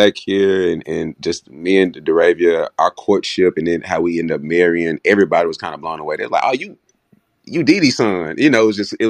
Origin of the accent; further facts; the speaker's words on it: Memphis, Tennessee, United States; And so, I moved to Memphis around the third grade to help my mom moved here, funny as it is, to help my grandma, who's had a beauty shop here for about 30, 40 years.